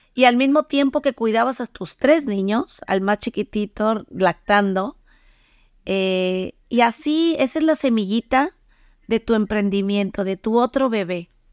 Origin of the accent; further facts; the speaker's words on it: Mexico; moved away; yo soy de México